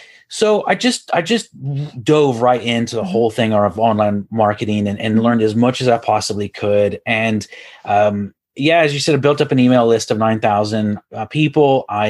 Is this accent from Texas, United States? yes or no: yes; Houston, Texas, United States; accent: Texas; now in Ireland; So I'm originally from Houston, Texas, and I think I've lost my Texas accent, though.